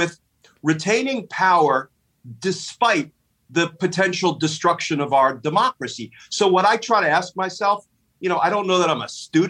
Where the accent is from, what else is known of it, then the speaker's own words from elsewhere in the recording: New Jersey, United States; I grew up in a fairly conservative household. My pop was a high school football coach in New Jersey.